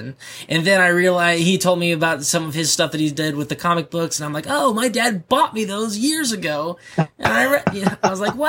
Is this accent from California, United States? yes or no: no; Virginia, United States; So, I'm actually born and raised in Virginia.